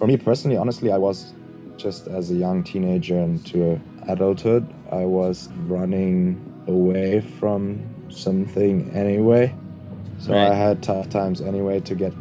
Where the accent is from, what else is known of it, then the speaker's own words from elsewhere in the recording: Germany; also born or lived in Kassel; now in Berlin, Germany; We are based in Berlin. We are from Germany.